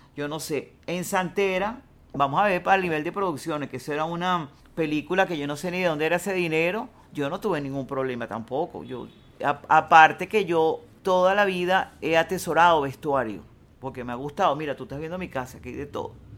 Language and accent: Spanish; Venezuela; yo soy venezolano, yo sé cómo es el llano aquí